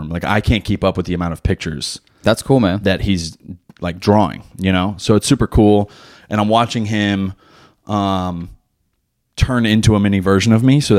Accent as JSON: {"language": "English", "town": "Philadelphia", "region": "Pennsylvania", "country": "United States", "tie": "born or raised there", "said": "I had all the I figured growing up in Philly, like that."}